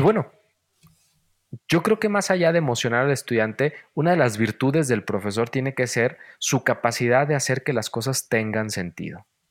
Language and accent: Spanish; Valle de Guadalupe, Jalisco, Mexico; moved away; soy de un pueblo, ya lo sabes, y bueno, los que no sepan, soy de Valle de Guadalupe, un pueblo en los altos de Jalisco.